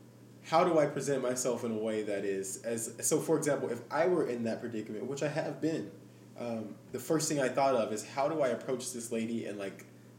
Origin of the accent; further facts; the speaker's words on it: Arkansas, United States; I am from Arkansas.